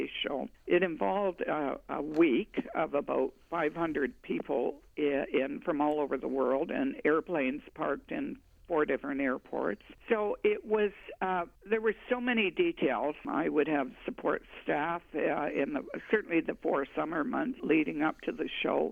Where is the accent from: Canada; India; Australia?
Canada; Winnipeg, Manitoba; moved away as an adult; also born or lived in Toronto; I grew up in Winnipeg, but left when I got married and lived in Toronto for actually 23 years